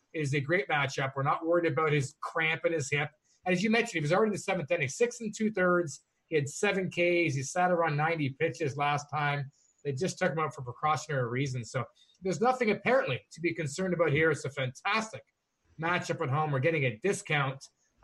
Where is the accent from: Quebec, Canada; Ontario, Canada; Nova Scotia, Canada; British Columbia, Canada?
Ontario, Canada; Toronto; born or raised there